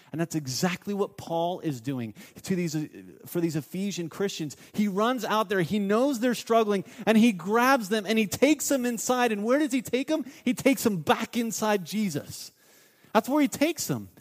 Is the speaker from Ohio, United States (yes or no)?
yes; Mount Vernon, Ohio, United States; I grew up in a town, um, called Mount Vernon, Ohio